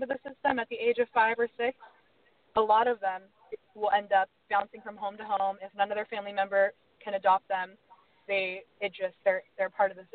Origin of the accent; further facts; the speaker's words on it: United States; I am an American